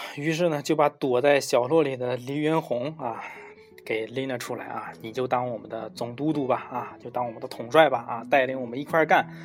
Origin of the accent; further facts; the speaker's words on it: China; 我们中国人